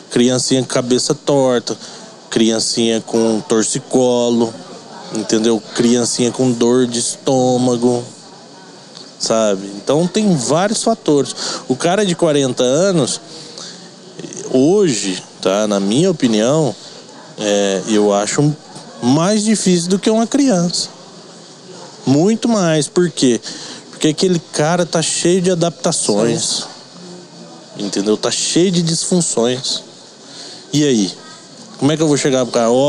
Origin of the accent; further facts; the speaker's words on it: Goiás, Brazil; moved away as an adult; now in Avaré, Brazil; eu sou de Goiás, né?